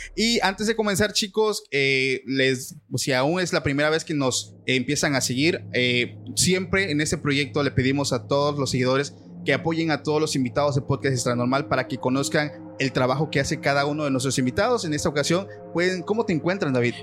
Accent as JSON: {"language": "Spanish", "country": "Mexico", "said": "aquí en mi país"}